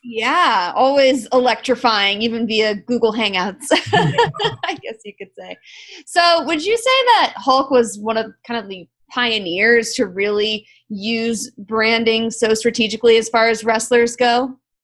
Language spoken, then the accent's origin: English; South Florida, United States; I'm from South Florida